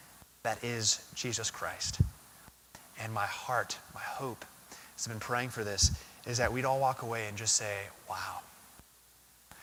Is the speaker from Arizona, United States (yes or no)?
yes; Arizona, United States; As a kid growing up, I grew up in Arizona